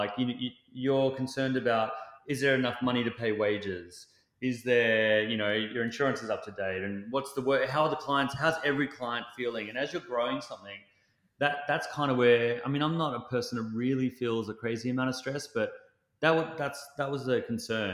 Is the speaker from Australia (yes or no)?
yes; Australia; as an Australian